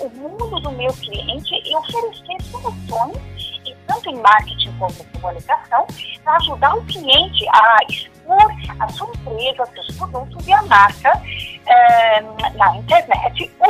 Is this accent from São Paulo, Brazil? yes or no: yes; São Paulo, Brazil; first language German; eu sou paulista, nasci em São Paulo. Eu devo ter um pouco de sotaque, porque eu nasci em uma família que fala alemão. É, também fui educada no alemão, né?